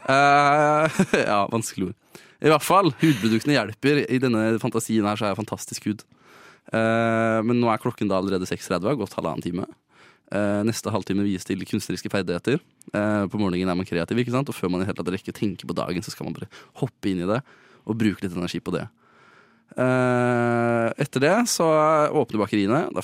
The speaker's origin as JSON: {"language": "Norwegian", "region": "Østfold", "country": "Norway", "said": "Jeg er fra Østfold."}